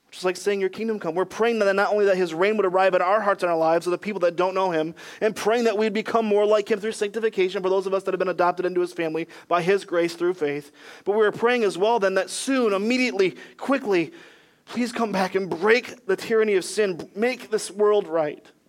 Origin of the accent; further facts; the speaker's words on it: Michigan, United States; moved away as an adult; also born or lived in Ohio / Greenville, South Carolina; now in North Carolina, United States; I was born in Michigan, where we'd say things like, Don't forget your backpack